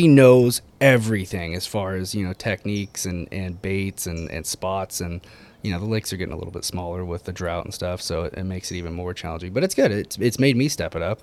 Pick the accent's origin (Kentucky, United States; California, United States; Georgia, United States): California, United States; Ojai; born and raised in Ojai